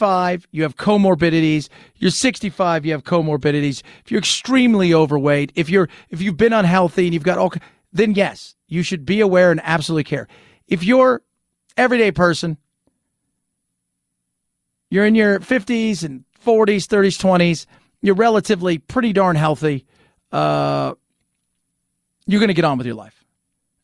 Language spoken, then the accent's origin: English; Los Angeles, California, United States; as a kid growing up in Los Angeles